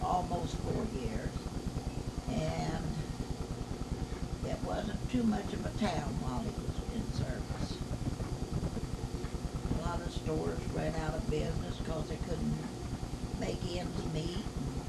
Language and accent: English; Marshland, United States; also born or lived in Buffalo; I lived in Marshland all my life, you might say.